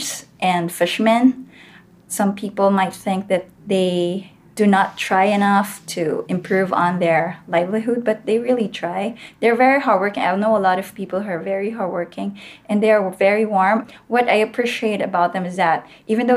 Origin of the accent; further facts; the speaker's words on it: Philippines; one of the municipalities listed there was Gamay, Northern Samar. And I chose that because I think it's nearer my hometown